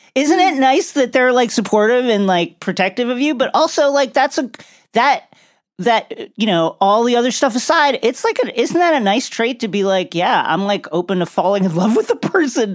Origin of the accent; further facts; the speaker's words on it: Long Island, New York, United States; moved away as an adult; also born or lived in Brooklyn, New York; now in Los Angeles, United States; growing up in New York, I'm born and raised